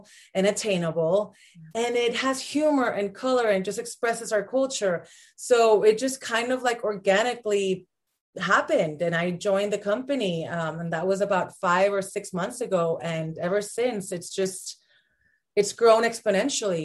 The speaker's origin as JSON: {"language": "English", "country": "Puerto Rico", "tie": "born or raised there", "also_born_or_lived": "Los Angeles", "moved": "as an adult", "said": "I was born and raised in Puerto Rico"}